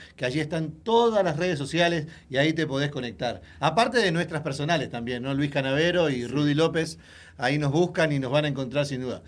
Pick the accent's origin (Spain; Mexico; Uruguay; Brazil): Uruguay; born or raised there; moved away